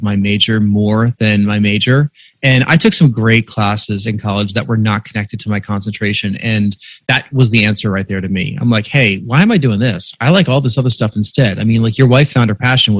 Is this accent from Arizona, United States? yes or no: no; New York, United States; I grew up in New York and went to a prep school in Westchester County.